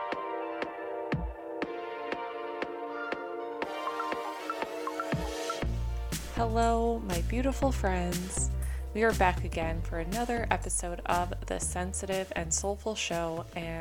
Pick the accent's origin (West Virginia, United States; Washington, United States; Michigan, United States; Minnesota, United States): Minnesota, United States; moved away as an adult; now in California, United States; I grew up in Minnesota, and so for the first like 22 years of my life, I endured very harsh winters